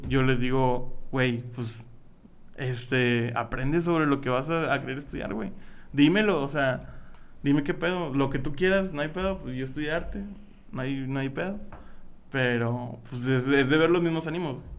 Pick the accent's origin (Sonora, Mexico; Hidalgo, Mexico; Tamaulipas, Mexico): Tamaulipas, Mexico; Matamoros; moved away; Iba a estudiar arquitectura en mi pueblo natal Matamoros, Tamaulipas.